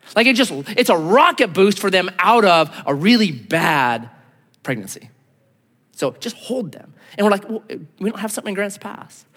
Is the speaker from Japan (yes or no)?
no; United States; I'm an American